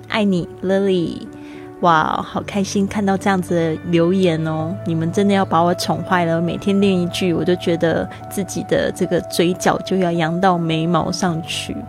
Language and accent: Chinese; Kaohsiung, Taiwan; 我们高雄人呢，有没有就是常常就是去用这样的方式去行走自己家的附近呢